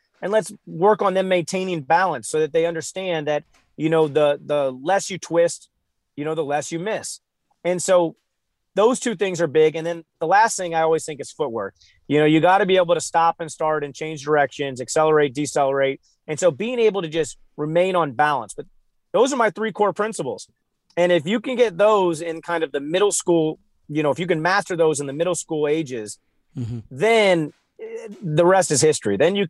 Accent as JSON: {"language": "English", "town": "St. Louis", "region": "Missouri", "country": "United States", "said": "I'm from St. Louis. I grew up in the 90s. I was born in 89. So Michael Jordan was everything. I mean, if you grew up in the Midwest, there was only one person."}